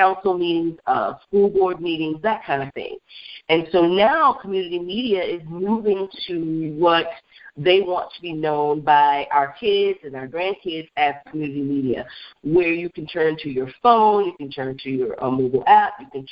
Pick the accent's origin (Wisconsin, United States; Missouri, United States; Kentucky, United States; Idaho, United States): Wisconsin, United States; Beloit; there's a Culver's restaurant in my hometown, Beloit, Wisconsin